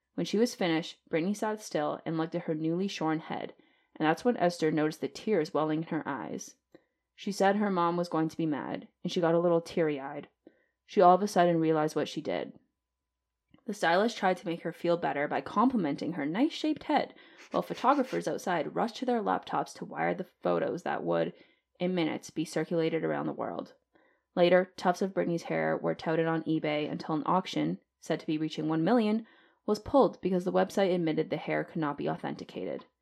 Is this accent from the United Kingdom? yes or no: no; Canada; as a Canadian